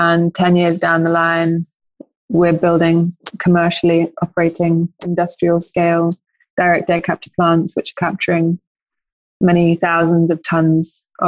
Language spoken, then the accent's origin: English; United Kingdom; also born or lived in Norway; now in Switzerland; By origin, I'm British-Norwegian, landed in Switzerland after my studies